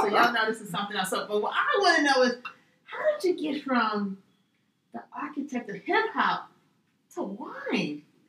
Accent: New York City, New York, United States; People who know me knew I grew up in Little Italy in the Bronx

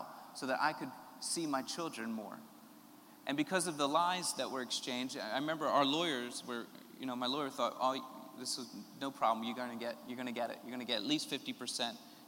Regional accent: Philadelphia, Pennsylvania, United States; moved away; I'm from Philadelphia originally, which is a large city in America.

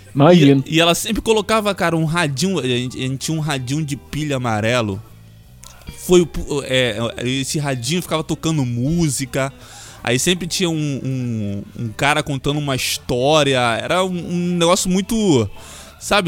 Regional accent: Duque de Caxias, Rio de Janeiro, Brazil; Não, mas eu cresci aqui, cara. Eu nasci em Duque de Caxias

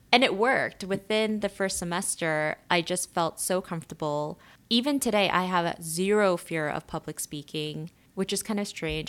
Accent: New York, United States; also born or lived in South Korea; when I was growing up in New York

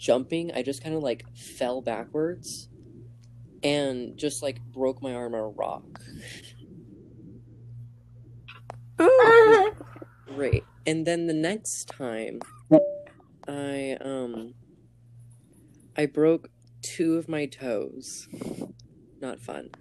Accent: Texas, United States; I'm from Texas.

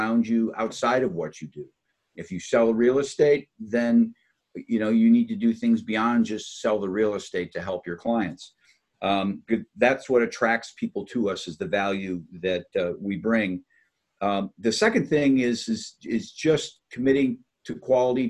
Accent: Upper Peninsula of Michigan, United States; I grew up in the Upper Peninsula of Michigan

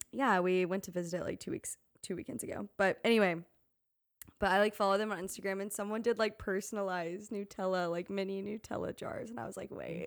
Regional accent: Tennessee, United States; living in the South and, like, I'm from Tennessee

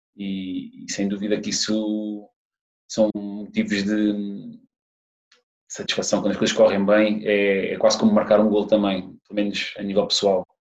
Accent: Algarve, Portugal; moved away as an adult; also born or lived in Lisbon / Saudi Arabia; eu sou do Algarve

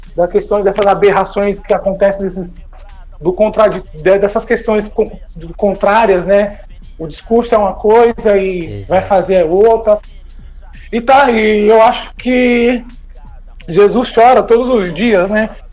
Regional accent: Santana de Parnaíba, São Paulo, Brazil; eu sou de Santana de Parnaíba, aí na região metropolitana

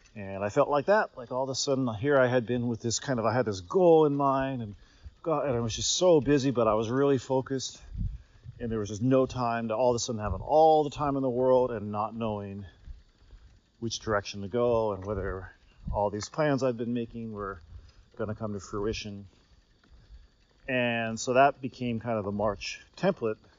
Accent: United States; moved away; as an American who's Gen X, born in 73

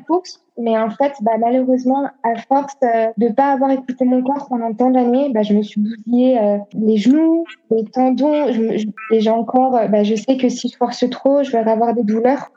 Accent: Annecy, Auvergne-Rhône-Alpes, France; moved away; also born or lived in Lille / China; je viens de Haute-Savoie, Annecy, donc on est entouré par les montagnes.

